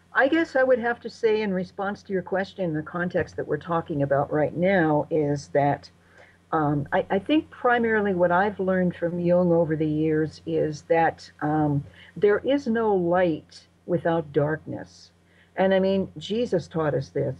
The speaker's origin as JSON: {"language": "English", "country": "United States"}